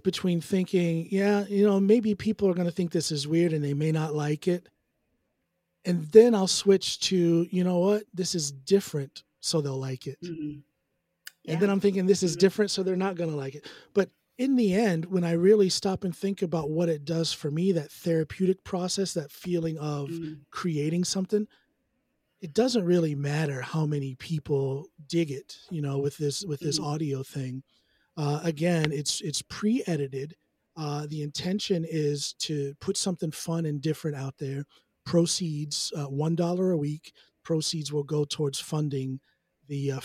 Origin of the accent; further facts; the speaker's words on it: United States; now in Norway; as an American songwriter.